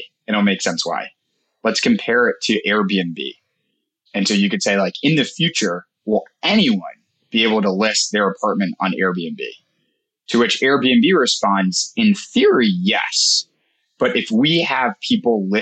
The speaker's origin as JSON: {"language": "English", "region": "New York", "country": "United States", "said": "I'm from New York"}